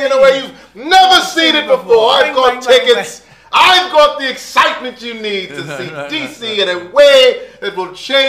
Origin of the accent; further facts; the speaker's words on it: Washington, District of Columbia, United States; I'm from DC.